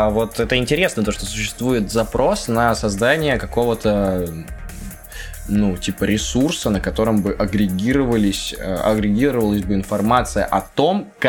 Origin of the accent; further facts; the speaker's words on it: Minsk, Belarus; Я сам из Минска, и даже там начал выходить локальный проект.